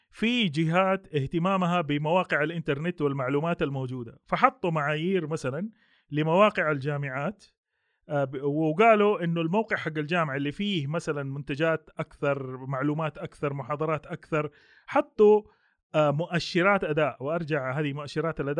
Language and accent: Arabic; Saudi Arabia; ما عندنا في السعوديه عندنا المرحله الثالثه والرابعه معتمده